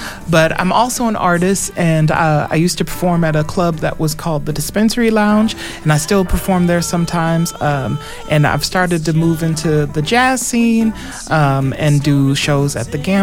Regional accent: Omaha, Nebraska, United States; now in Las Vegas, United States; originally I'm from Omaha, Nebraska.

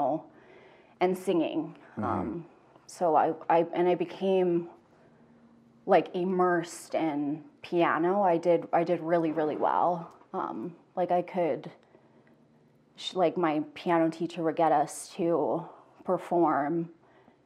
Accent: Cochrane, Alberta, Canada; also born or lived in Calgary; I was born in Calgary. I grew up in Cochrane

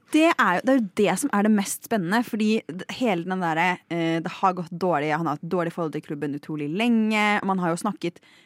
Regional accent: Lillehammer, Innlandet, Norway; til min hjemby, Lillehammer

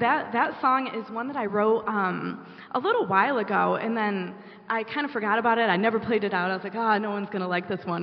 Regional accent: western New York, United States; moved away as an adult; now in Nashville, United States; growing up in, in a small town in western New York

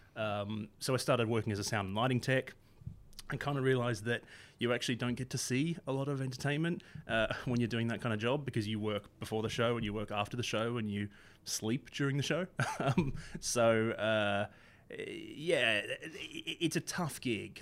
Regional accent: Australia; moved away as an adult; now in United Kingdom; I, I grew up in Australia

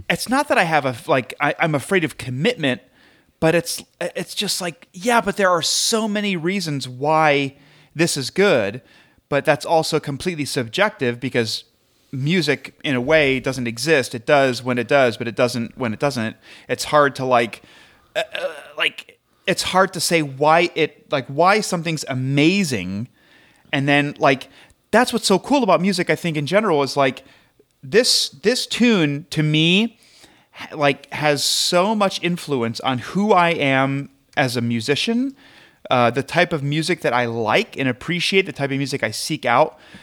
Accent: Midwest, United States; I'm from the Midwest

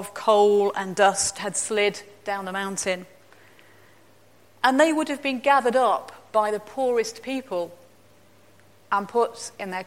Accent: East Midlands, United Kingdom; moved away; Where I grew up in the East Midlands

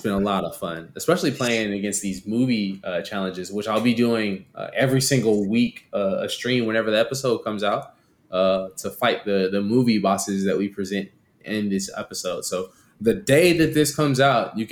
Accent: San Antonio, Texas, United States; my hometown team, Spurs

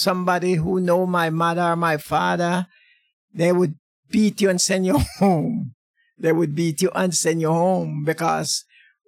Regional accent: Woodland District, Saint Elizabeth, Jamaica; moved away as an adult; now in London, United Kingdom; I was born in Jamaica, St. Elizabeth, Woodland District

